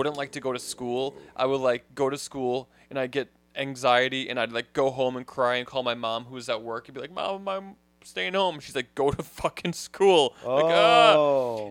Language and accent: English; Wisconsin, United States; growing up in Wisconsin